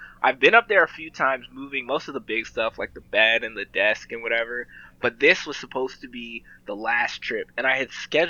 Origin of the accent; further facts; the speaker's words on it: Boston, Massachusetts, United States; moved away; I'm from Boston.